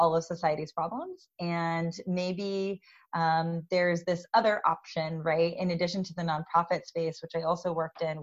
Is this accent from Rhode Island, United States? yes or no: no; Tampa, Florida, United States; moved away as an adult; also born or lived in Washington, D.C. / Philadelphia; now in California, United States; I grew up in Tampa, Florida